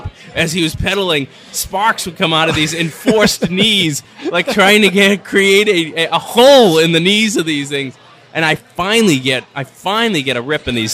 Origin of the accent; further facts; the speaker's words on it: Franklin, Massachusetts, United States; I grew up in Franklin, Mass